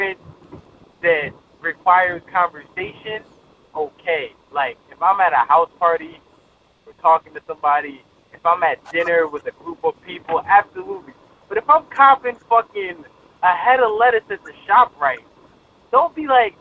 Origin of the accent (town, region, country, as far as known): New Jersey, United States